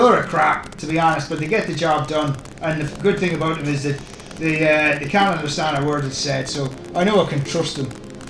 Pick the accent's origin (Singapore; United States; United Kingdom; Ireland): Ireland; No, I'm Irish.